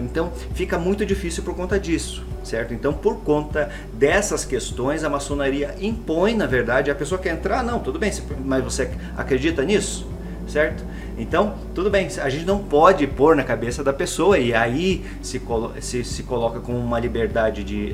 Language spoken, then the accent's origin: Portuguese; Paraná, Brazil; eu sou aqui do estado do Paraná, resido em Curitiba